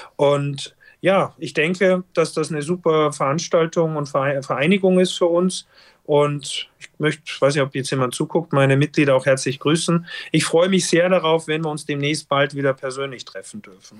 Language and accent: German; Styria, Austria; moved away as an adult; also born or lived in Norderney; now in Hamburg, Germany; weil ich auch aus dem Gebiet komme und Österreich, Steiermark natürlich, ich komme aus dem Skigebiet